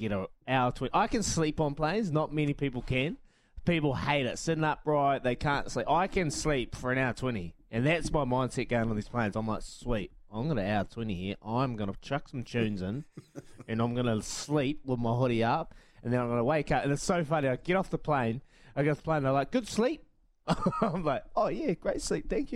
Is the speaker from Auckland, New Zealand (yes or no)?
no; Wairoa, Hawke's Bay, New Zealand; also born or lived in Frasertown; a young bloke growing up in Wairoa and Frasertown